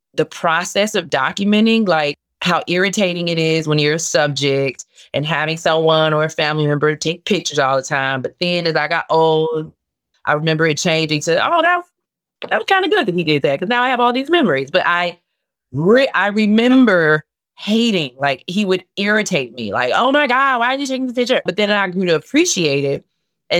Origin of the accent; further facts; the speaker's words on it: Chicago, Illinois, United States; I'm from Inglewood